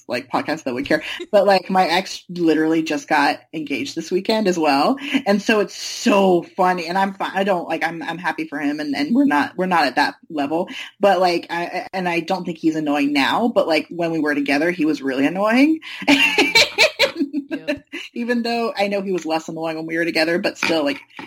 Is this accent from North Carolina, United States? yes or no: yes; North Carolina, United States; moved away as an adult; now in New York City, United States; I'm from North Carolina.